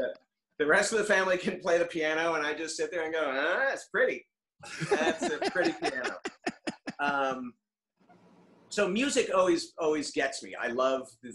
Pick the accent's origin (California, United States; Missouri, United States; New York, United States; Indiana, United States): California, United States; Los Angeles; also born or lived in La Cañada Flintridge / Pasadena; I am born and raised in LA or LA outskirts, depending on how you view it